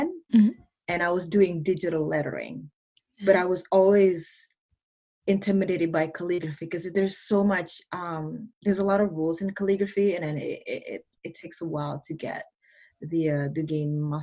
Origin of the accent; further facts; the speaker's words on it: Mississauga, Ontario, Canada; English is a second language; I am from Mississauga, Ontario, Canada.